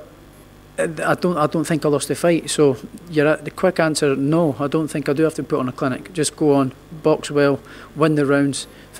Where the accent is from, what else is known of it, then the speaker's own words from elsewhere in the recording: Scotland, United Kingdom; I'm from Scotland. We don't get any shows as it is up there.